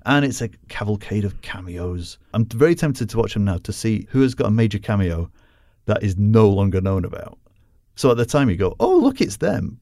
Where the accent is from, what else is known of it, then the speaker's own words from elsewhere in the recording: United Kingdom; as a Brit